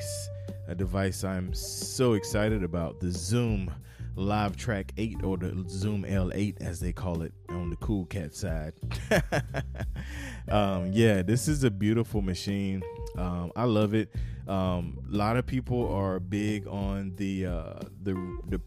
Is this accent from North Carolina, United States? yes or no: yes; North Carolina, United States; moved away as an adult; also born or lived in Fayetteville, North Carolina; I moved from South Carolina to North Carolina, back home, home state.